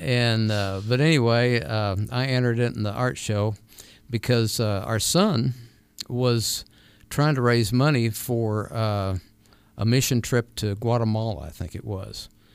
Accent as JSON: {"language": "English", "region": "California", "country": "United States", "tie": "born or raised there", "also_born_or_lived": "New Mexico", "moved": "yes", "lives_now": "Arizona, United States", "said": "I was born in California, so we lived right out there where they were"}